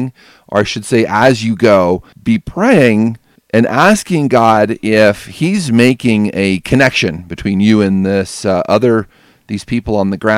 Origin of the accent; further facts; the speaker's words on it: United States; us Americans